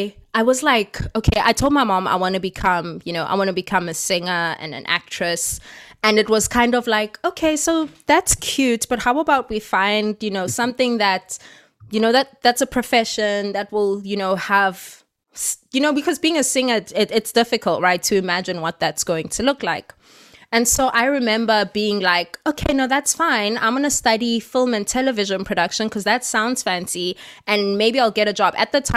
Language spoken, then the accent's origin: English; South Africa; I'm a South African and everything that we do has always been, you know, very politically charged.